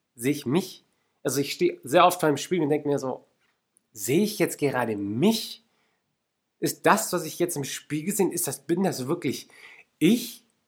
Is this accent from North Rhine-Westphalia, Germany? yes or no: no; Lake Constance, Baden-Württemberg, Germany; Ich bin zum Beispiel am Bodensee aufgewachsen